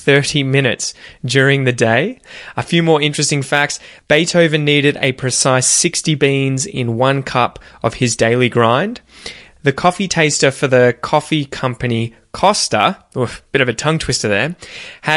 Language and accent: English; Australia; accent: Aussie; as an Australian